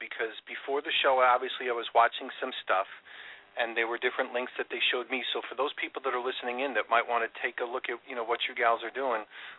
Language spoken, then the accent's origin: English; Florida, United States; When you're down here in Florida, maybe we'll get a chance to check you guys out. That's where I'm from, and I love the beach.